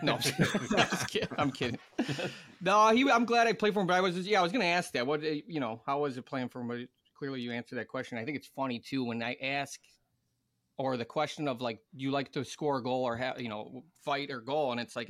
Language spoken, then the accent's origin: English; Chicago, Illinois, United States; moved away as an adult; also born or lived in Russia; now in Indiana, United States; I'm from Chicago